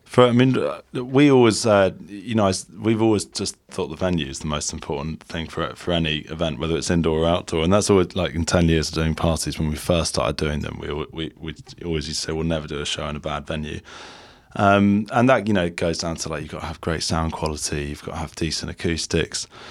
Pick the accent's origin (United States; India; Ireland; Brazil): Ireland; moved away as an adult; also born or lived in Dublin; now in London, United Kingdom; we're Irish originally and we went to college there